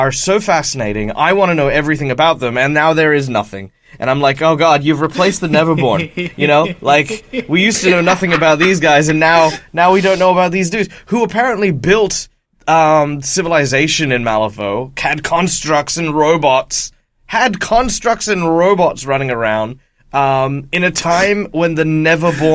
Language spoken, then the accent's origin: English; Australia; as an Australian